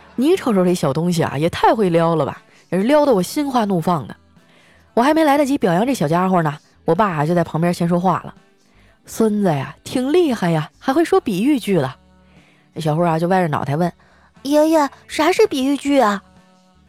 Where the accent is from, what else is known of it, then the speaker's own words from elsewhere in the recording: Northeast China, China; now in Shanghai, China; 我爸妈退休以后啊，是想在老家安度晚年的，结果前几年我生了一场大病啊，老两口就背井离乡啊，来到上海照顾我了